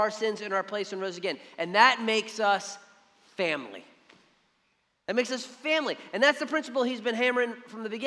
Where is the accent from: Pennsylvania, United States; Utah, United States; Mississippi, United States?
Pennsylvania, United States; Philadelphia; now in Savannah, United States; we grew up in Philly